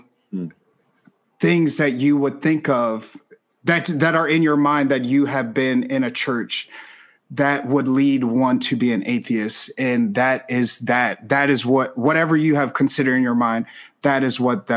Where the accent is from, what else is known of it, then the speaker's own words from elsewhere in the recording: Chicago, Illinois, United States; moved away; I'm from Chicago originally